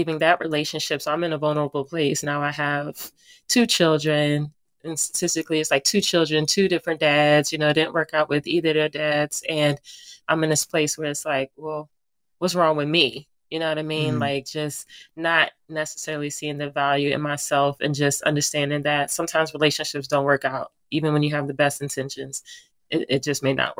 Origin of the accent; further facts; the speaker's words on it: New Jersey, United States; moved away as an adult; now in Virginia, United States; a native of New Jersey, that's my hometown